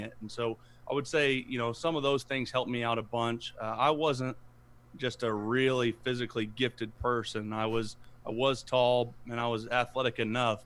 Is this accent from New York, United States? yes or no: no; Broken Arrow, Oklahoma, United States; moved away as an adult; also born or lived in Houston, Texas; I'm actually from Broken Arrow. I played high school at Broken Arrow